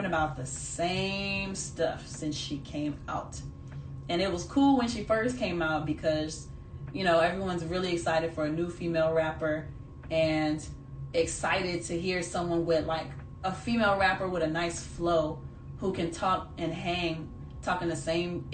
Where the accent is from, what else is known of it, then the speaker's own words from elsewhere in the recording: Jamaica; being Jamaican